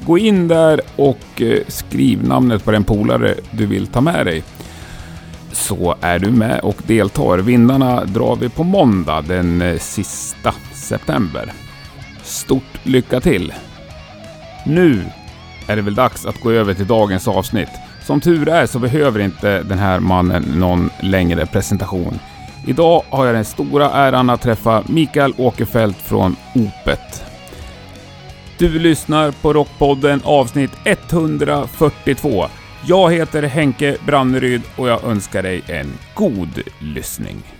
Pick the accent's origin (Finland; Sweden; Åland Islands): Sweden; jag är ju svensk